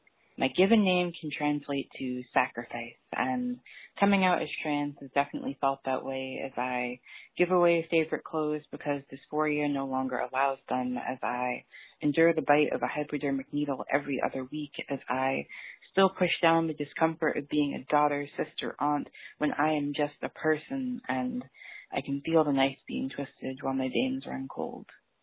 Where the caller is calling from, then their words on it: Boston, Massachusetts, United States; I'm calling from Boston, Massachusetts